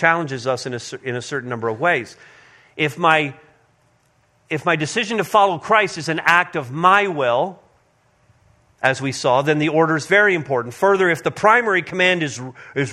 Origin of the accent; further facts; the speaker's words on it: Montreal, Quebec, Canada; moved away; We all grew up in Montreal North together, all within a few blocks of one another.